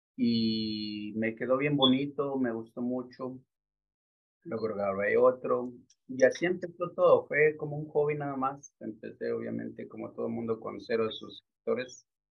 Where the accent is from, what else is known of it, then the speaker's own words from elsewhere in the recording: Quito, Pichincha, Ecuador; moved away as an adult; now in Newark, United States; yo nací en Quito, Ecuador. Nací y crecí en Quito, Ecuador hasta la edad de tres años.